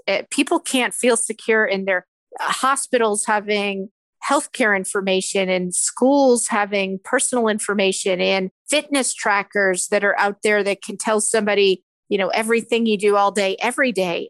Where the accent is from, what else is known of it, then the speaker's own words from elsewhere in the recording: Philadelphia, Pennsylvania, United States; I'm from Philadelphia